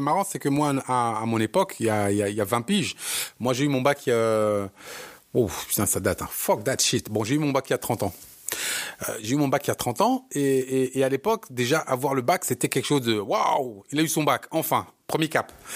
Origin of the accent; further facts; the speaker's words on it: Bobigny, Île-de-France, France; On est tous de Bobigny